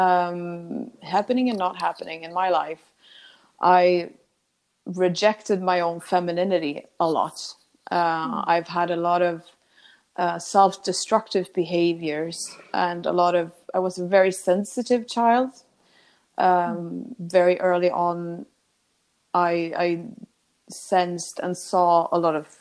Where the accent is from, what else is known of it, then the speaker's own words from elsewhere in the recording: Sweden; I come from a pretty small town in Sweden. And I was born on